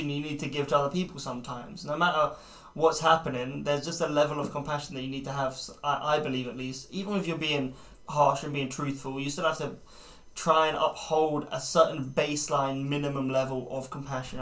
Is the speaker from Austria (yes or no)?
no; United Kingdom; as British people